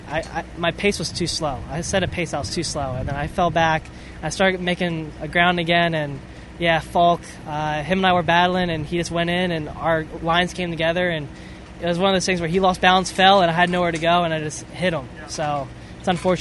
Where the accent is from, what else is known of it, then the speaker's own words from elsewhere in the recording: East Coast, United States; growing up on the East Coast